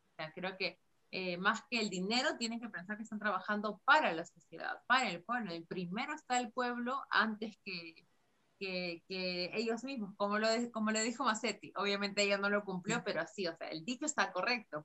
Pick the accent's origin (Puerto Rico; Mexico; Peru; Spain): Peru; como peruanos